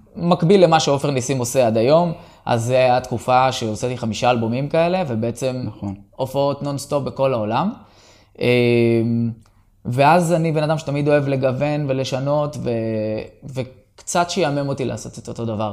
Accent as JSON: {"language": "Hebrew", "town": "Kiryat Shmona", "region": "Northern District", "country": "Israel", "tie": "born or raised there", "said": "התחלתי ילד בקריית שמונה"}